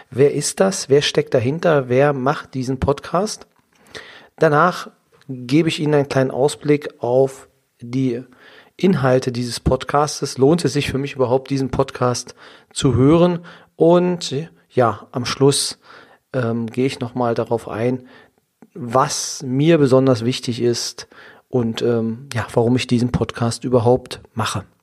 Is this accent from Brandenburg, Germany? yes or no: no; Saxony-Anhalt, Germany; Ich komme aus der Nähe von Magdeburg. Im schönen Sachsen-Anhalt bin ich geboren. Dort auch zur Schule gegangen